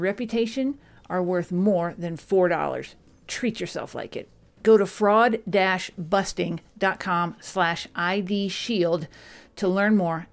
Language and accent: English; Dallas, Texas, United States; you're in my hometown of Dallas. That's where I grew up